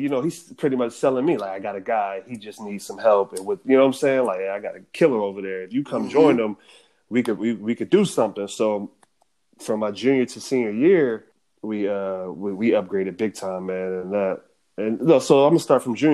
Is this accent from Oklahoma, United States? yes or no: no; Norcross, Georgia, United States; I'm going from Norcross to Sandy Springs now at 6:30 a.m. just to get to school on time